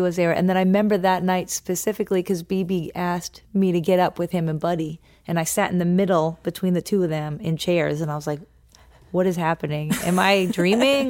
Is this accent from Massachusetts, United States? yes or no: yes; Norwell, Massachusetts, United States; I grew up in Norwell, Massachusetts